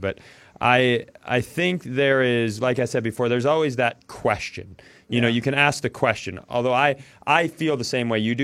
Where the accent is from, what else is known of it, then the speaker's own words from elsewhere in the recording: Worthington, Minnesota, United States; I grew up in Worthington, Minnesota